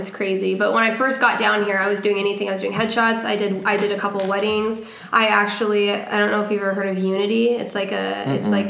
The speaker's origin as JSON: {"language": "English", "area": "Tri-City area", "region": "Eastern Washington", "country": "United States", "moved": "yes", "said": "I'm from Eastern Washington."}